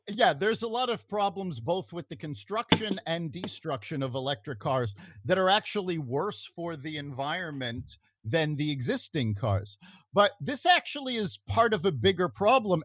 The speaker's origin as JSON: {"language": "English", "town": "New York City", "region": "New York", "country": "United States", "tie": "born or raised there", "said": "I grew up in New York City"}